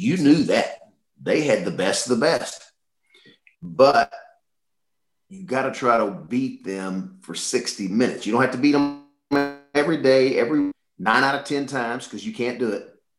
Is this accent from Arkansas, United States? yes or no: yes; Little Rock, Arkansas, United States; I was from Little Rock.